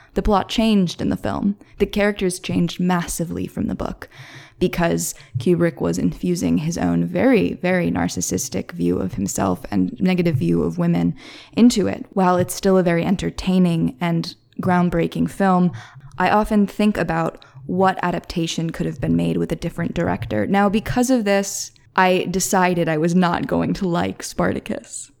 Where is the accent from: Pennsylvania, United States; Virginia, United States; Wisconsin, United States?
Pennsylvania, United States; Philadelphia; I'm from Philly